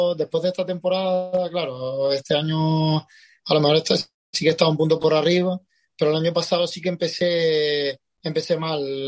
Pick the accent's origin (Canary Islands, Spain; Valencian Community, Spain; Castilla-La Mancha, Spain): Canary Islands, Spain; Tenerife; de Canarias, exactamente de Tenerife